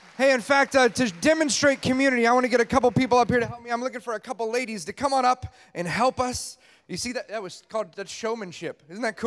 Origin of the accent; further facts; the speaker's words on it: Los Angeles, California, United States; I'm from Los Angeles, California.